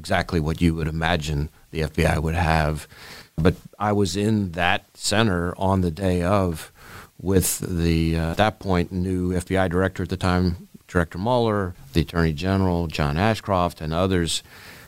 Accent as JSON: {"language": "English", "town": "New York City", "region": "New York", "country": "United States", "tie": "born or raised there", "moved": "yes", "said": "I grew up in Manhattan, in New York City"}